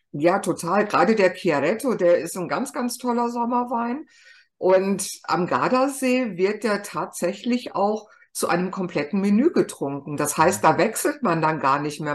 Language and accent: German; Germany; bei uns in Deutschland